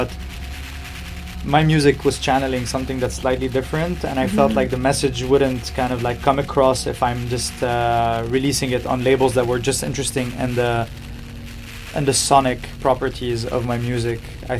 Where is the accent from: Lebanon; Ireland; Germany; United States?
Lebanon; Beirut, Beirut Governorate; we're both from Beirut, even, like, not even from Lebanon, just, like, from the same city.